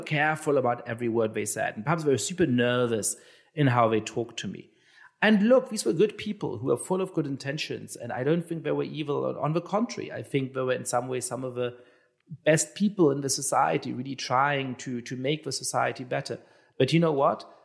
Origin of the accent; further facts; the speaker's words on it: Germany; I'm Jewish and I, I grew up in Germany.